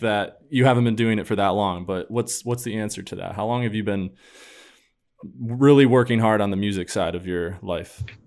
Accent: upstate New York, United States; now in Boston, United States; I know I told you that I live in Boston, but I'm from New York as well. Not the city

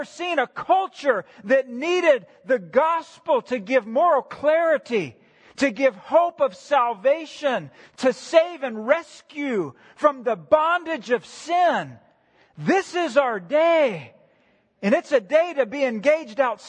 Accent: United States; as a nation and as an American church

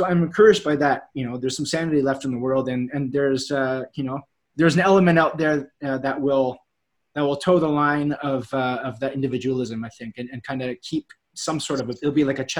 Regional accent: Canada; I'm Canadian, I can come live in London just because I'm a citizen of Canada

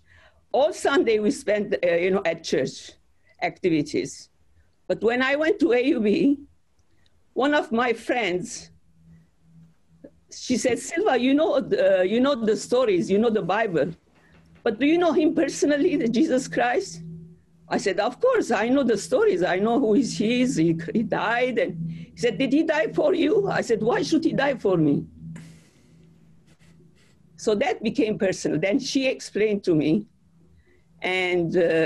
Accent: Aleppo, Aleppo Governorate, Syria; moved away as an adult; also born or lived in Beirut, Lebanon; now in United States; I was born in Aleppo

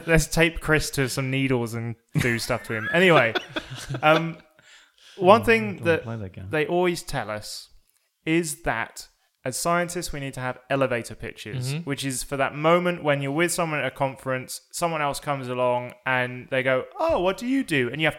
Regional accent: England, United Kingdom; I'm English. Yeah.

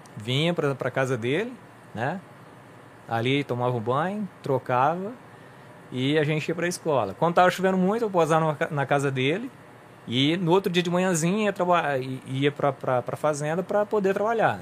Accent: São Joaquim da Barra, São Paulo, Brazil; nasci aqui em São Joaquim da Barra

